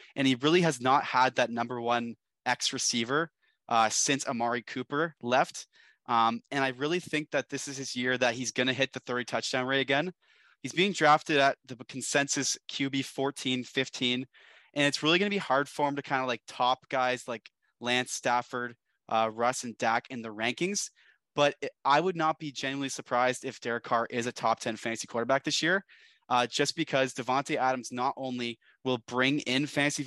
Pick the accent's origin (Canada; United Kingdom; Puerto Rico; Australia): Canada; We are Canadian.